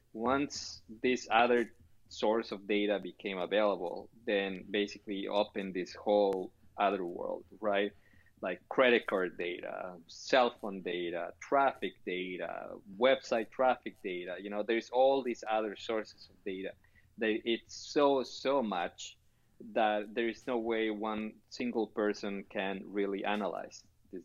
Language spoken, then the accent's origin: English; Chile; Now, you know, I'm originally from Chile, and they have a saying over there that with enough time, everybody's a genius.